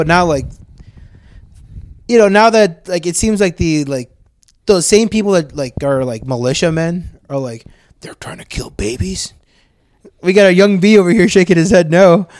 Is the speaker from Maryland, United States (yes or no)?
yes; Maryland, United States; born there; You know how many times both you guys seen my ass and you guys don't know I was born in Maryland?